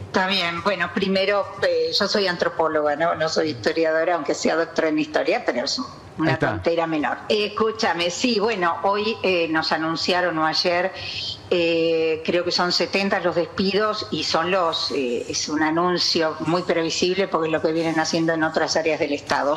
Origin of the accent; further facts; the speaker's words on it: Jujuy, Argentina; also born or lived in Buenos Aires metropolitan area; now in Buenos Aires, Argentina; yo soy de Jujuy, ¿no? Es decir, eh, casualmente estoy en el área metropolitana